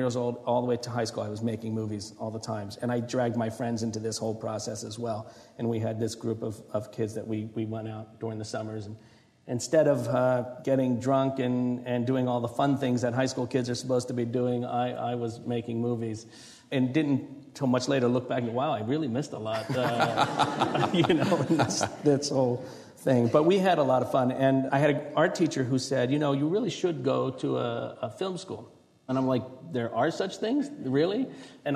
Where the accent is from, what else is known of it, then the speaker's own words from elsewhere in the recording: New Jersey, United States; moved away; I grew up in New Jersey